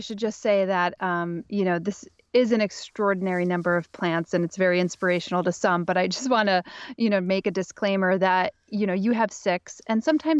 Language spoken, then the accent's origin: English; Pennsylvania, United States; now in Brooklyn, United States; I grew up in Northeastern Pennsylvania